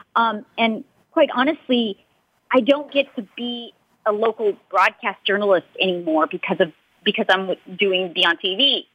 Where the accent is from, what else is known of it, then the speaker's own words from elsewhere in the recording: Los Angeles, California, United States; I'm from Los Angeles, so I'm home.